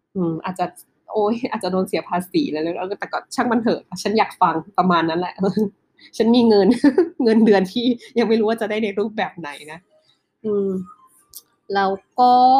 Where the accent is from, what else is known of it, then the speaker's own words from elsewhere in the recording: Northern Thailand, Thailand; เราเป็นคนภาคเหนือ